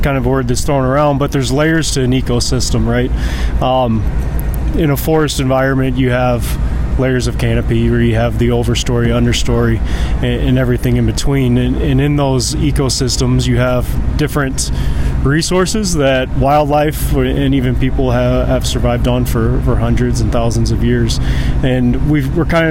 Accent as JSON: {"language": "English", "region": "Missouri", "country": "United States", "also_born_or_lived": "Idaho / Jamestown, North Dakota", "moved": "as an adult", "lives_now": "Bismarck, United States", "said": "I'm from Missouri"}